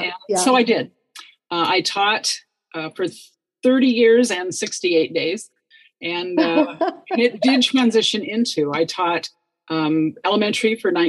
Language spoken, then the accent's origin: English; Seattle, Washington, United States; I was born in Seattle. Mm-hmm. I haven't much left the state except to travel.